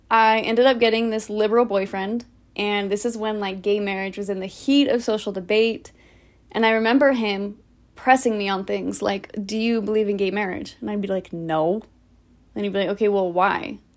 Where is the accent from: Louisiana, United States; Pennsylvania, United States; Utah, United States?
Utah, United States; Orem; Here I was back in Orem